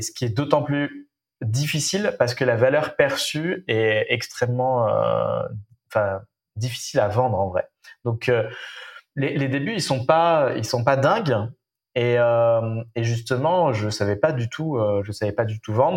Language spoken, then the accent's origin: French; Nantes, Pays de la Loire, France; Je suis né à Nantes, j'ai fait mes études à Nantes